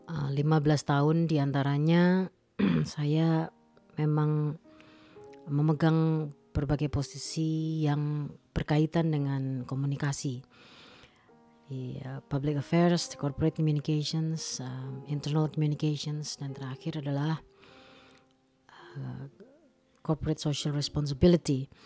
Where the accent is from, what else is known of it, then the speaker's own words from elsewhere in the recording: Malang, East Java, Indonesia; saya eh, memutuskan untuk pensiun dini dan kembali ke kampung halaman saya di Kota Malang.